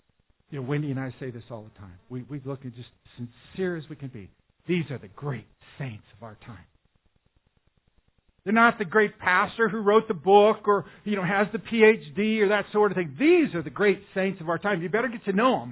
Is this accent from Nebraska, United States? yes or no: yes; Omaha, Nebraska, United States; I'm from South Omaha